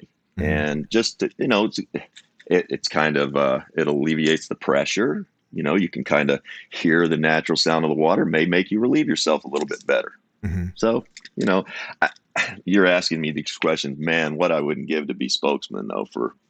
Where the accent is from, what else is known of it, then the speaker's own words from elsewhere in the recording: United States; I'm American